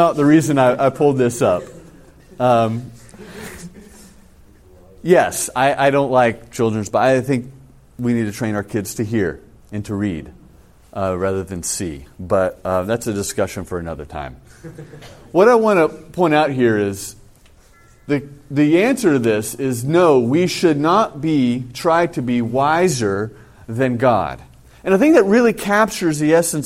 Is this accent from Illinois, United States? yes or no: no; California, United States; moved away; I come from California